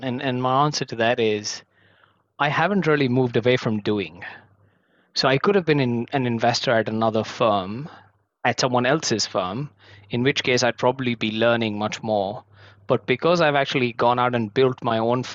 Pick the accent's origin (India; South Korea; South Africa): India; moved away as an adult; now in Hong Kong; I was actually born and brought up in India. I moved to Hong Kong about 7 years ago. This is home for me now